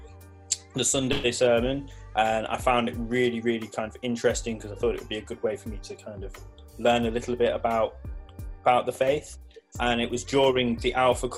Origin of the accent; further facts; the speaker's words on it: Leicester, East Midlands, United Kingdom; I'm originally from Leicester